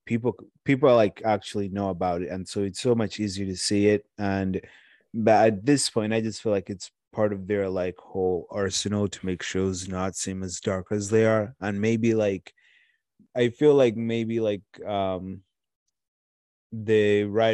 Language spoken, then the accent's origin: English; Watertown, Massachusetts, United States; I'm from Watertown